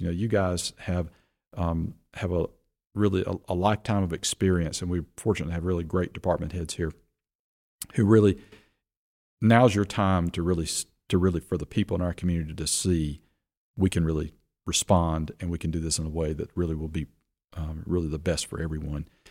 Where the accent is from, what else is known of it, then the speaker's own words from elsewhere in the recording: Rock Hill, South Carolina, United States; I grew up in Rock Hill. My family moved here in nineteen seventy-three